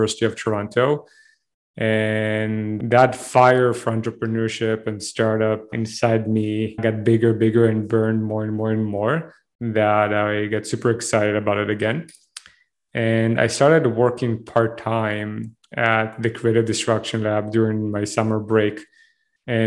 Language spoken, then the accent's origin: English; Israel; accent: thick Israeli accent; moved away as an adult; now in Canada; I'm originally from Israel. I was enlisted to the army when I was 18